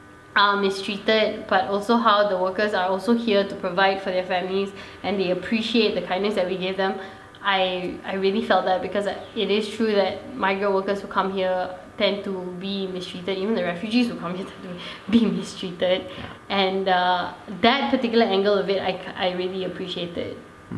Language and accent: English; Malaysia; Zan and I, our racial group itself, the mixed marriage kids, are not represented. And we are also Malaysian.